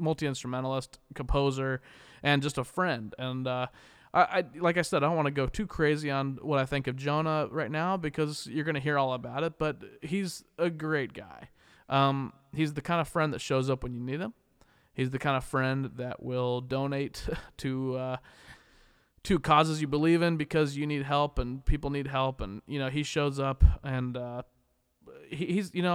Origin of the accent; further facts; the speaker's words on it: Wichita, Kansas, United States; now in Los Angeles, United States; Wichita being my hometown